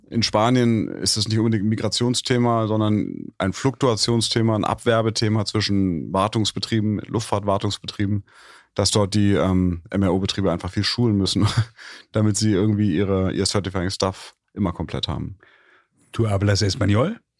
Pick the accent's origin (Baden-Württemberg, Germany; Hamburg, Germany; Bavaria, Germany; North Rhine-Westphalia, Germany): Hamburg, Germany; Um das ganz kurz zu sagen, ich habe in Hamburg, Hamburg ist eine Hockey-Hochburg